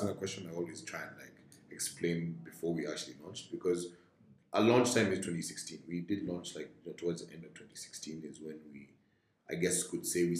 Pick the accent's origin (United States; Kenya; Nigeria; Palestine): Kenya; So I'm Kenyan, fully Kenyan. I went to St. Mary's for primary school.